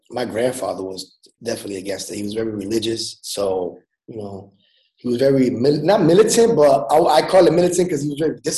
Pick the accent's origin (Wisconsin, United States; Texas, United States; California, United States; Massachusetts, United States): Massachusetts, United States; Lawrence; raised in Lawrence. Um, it's actually a small city.